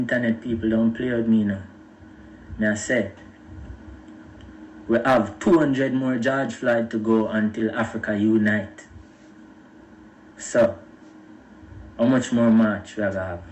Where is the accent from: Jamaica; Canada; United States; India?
Jamaica; I'm a Jamaican brethren